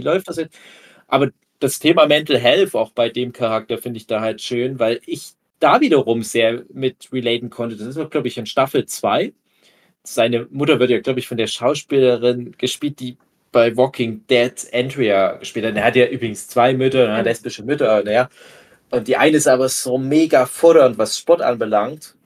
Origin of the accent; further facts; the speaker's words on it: Erzgebirge, Saxony, Germany; meine Heimat des Erzgebirge